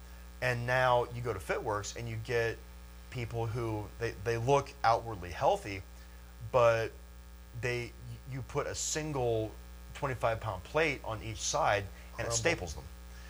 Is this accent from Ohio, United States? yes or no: yes; Lancaster, Ohio, United States; born or raised there